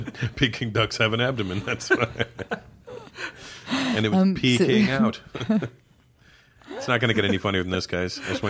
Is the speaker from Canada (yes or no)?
yes; Canada; born or raised there; moved away